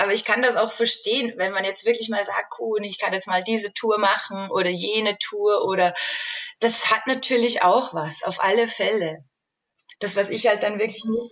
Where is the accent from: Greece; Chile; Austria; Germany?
Austria; moved away as an adult; now in Switzerland; Ich komme ja ursprünglich aus Österreich